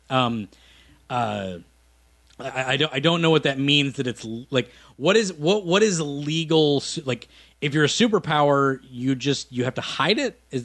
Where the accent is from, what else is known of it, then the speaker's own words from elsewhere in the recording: Minnesota, United States; I'm from Minnesota